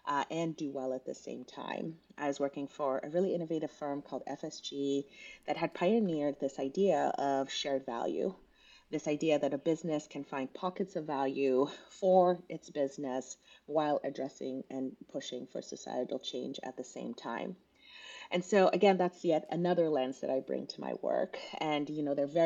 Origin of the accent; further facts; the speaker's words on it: Kenya; also born or lived in Southern California; now in United States; I was actually born and raised in Kenya in East Africa